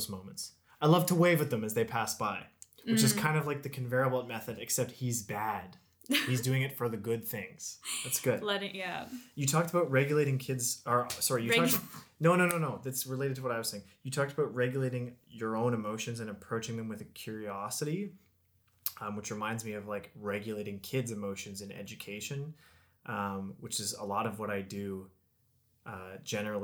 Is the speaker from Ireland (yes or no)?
no; Canada; a lot of the people in my hometown were on CERB